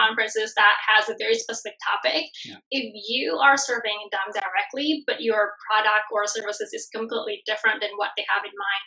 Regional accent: Bali, Indonesia; moved away; I'm originally from Bali, Indonesia. So I'm from a third world country originally, only raised in a very traditional family

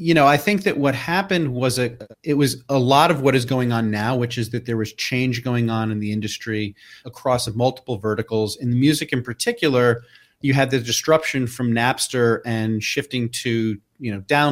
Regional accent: New York City, New York, United States; I growing up in New York City in the 70s and early 80s

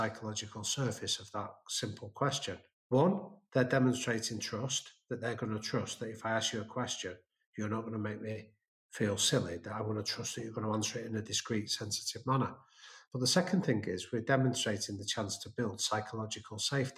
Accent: England, United Kingdom; being an English guy in American neighborhoods

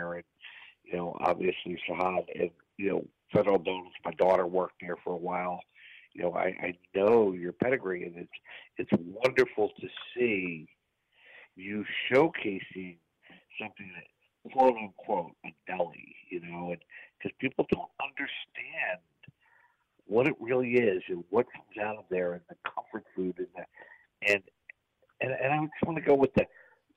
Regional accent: Lower Bucks County, Pennsylvania, United States; born or raised there

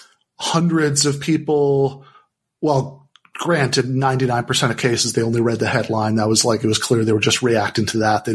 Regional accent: Michigan, United States; my home state, Michigan

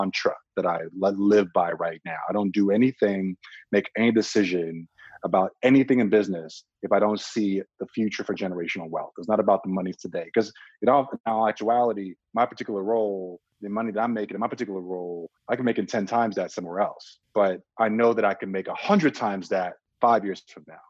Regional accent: Czechia; also born or lived in Nigeria; now in United States; I was born in Nigeria, raised in Czech Republic, moved to the States, you know, in the late 80s, early 90s

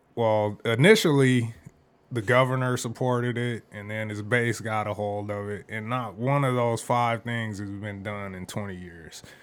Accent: Phoenix, Arizona, United States; I grew up here and the different places that I lived in the valley

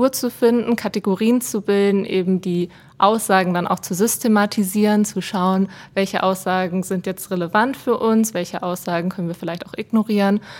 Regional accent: Germany; now in Switzerland; So auch die Begriffe Franchise und Selbstbehalt, da musste ich mich dann erstmal als Deutsche mit auseinandersetzen.

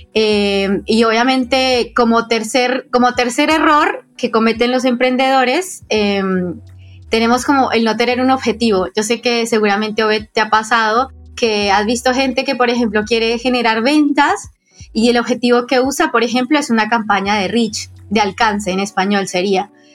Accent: Colombia; now in Argentina; yo estoy soy colombiana, pero vivo en Argentina

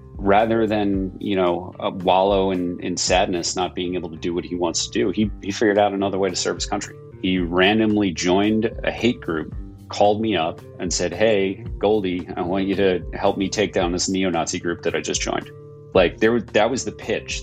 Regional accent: New York, United States; as a New Yorker who experienced 9 11 from you know, 20 miles away

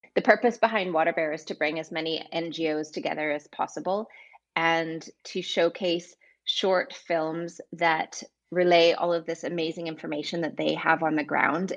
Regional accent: Vancouver, British Columbia, Canada; moved away as an adult; also born or lived in London / Amsterdam; I am originally from Vancouver, Canada. And 20 years ago, I moved to London.

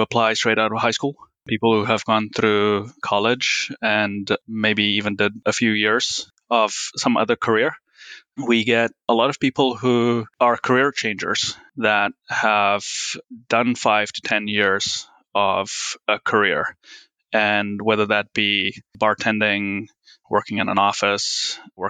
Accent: Plettenberg Bay, Western Cape, South Africa; moved away; I'm from South Africa. Grew up on a small farm outside Plettenberg Bay.

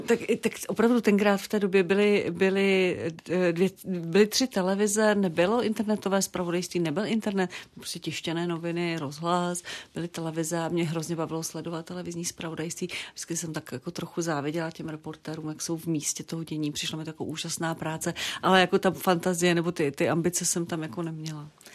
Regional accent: Zlín Region, Czechia; now in Prague, Czechia; já pocházím ze Zlínska, takže tam je, nejenom, že tam jezdím, já jsem tam prostě doma, já tam mám kořeny

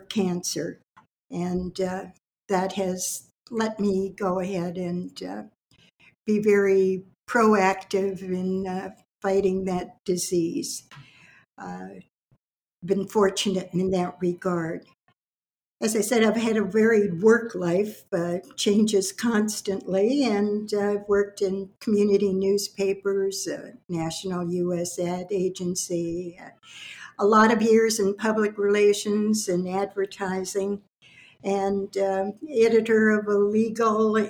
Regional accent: Detroit, Michigan, United States; moved away as an adult; also born or lived in Toronto, Canada; now in Mississauga, Canada; I was raised in Detroit, Michigan

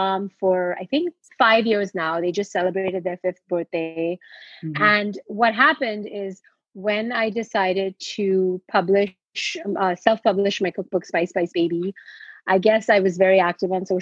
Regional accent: India; moved away as an adult; now in United States; I grew up in India and I came to the US to study

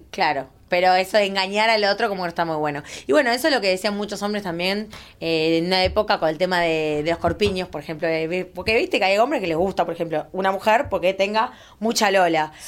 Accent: Uruguay; moved away; soy uruguaya, me vine a vivir acá hace mucho tiempo

